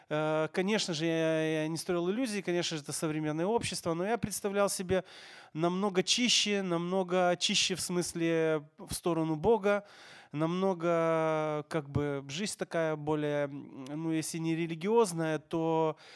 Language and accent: Russian; Odesa, Odesa Oblast, Ukraine; мое сердце никогда не будет свободным от Украины, поэтому, конечно же, есть такое, где ты родился, и твоя историческая родина